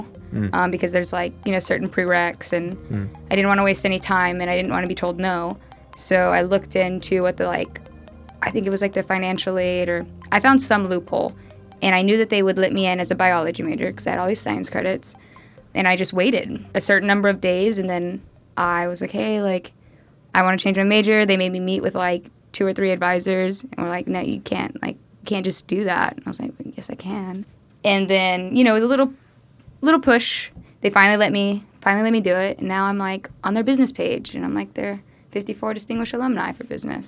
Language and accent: English; Kenya; I'm from Kenya, they're getting out of this digital dark age, they use mobile payments.